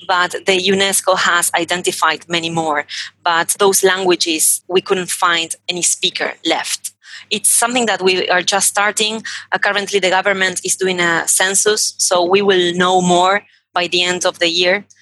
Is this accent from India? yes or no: no; Argentina; born in Argentina